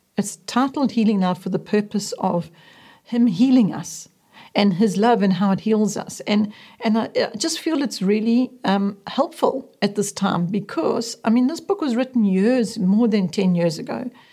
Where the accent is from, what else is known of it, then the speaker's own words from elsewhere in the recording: Westville, KwaZulu-Natal, South Africa; also born or lived in Zululand; By the time I was three years old, my parents had moved down the coast from Zululand to Westville, inland from the city of Durban, Natal. It was in this rapidly expanding suburb that our family lived for the next thirty years.